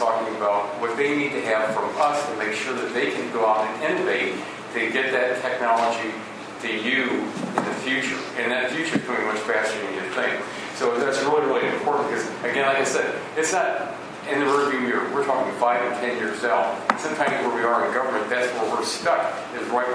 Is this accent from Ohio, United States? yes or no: yes; Northwest Central Ohio, United States; I'm from Northwest Central Ohio.